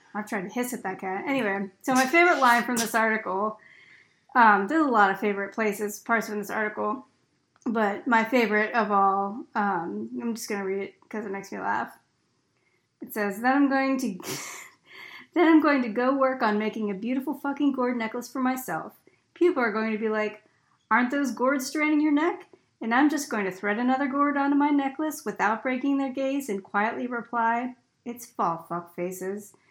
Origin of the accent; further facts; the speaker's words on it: Pennsylvania, United States; I'm from Pennsylvania